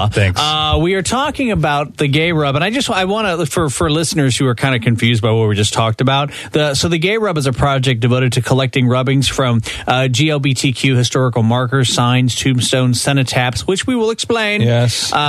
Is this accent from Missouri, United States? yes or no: yes; St. Louis, Missouri, United States; Yes, I grew up in St. Louis okay, in I West County.